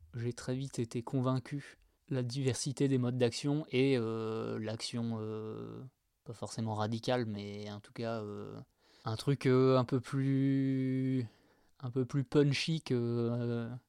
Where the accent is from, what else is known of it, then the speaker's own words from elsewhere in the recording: Angoulême, Nouvelle-Aquitaine, France; je viens de Angoulême. Et eh ben, moi je viens de la campagne en fait. Pas tout à fait à Angoulême donc, mais pas loin.